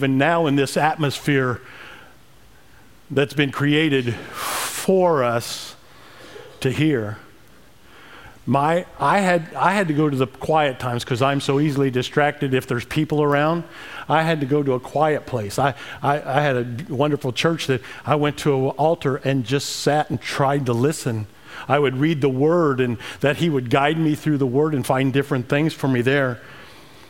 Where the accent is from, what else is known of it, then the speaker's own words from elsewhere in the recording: Emden, Illinois, United States; moved away; Growing up in Emden, Illinois, 550 people, you know. Well, 548 since my brother and I left 40 years ago